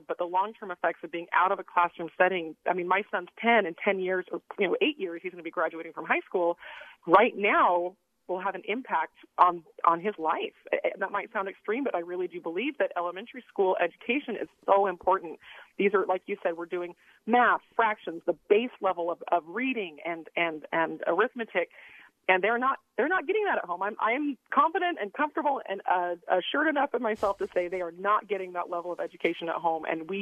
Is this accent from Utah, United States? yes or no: yes; Davis County, Utah, United States; also born or lived in Bay Area, California; now in Salt Lake City, United States; I grew up in Davis County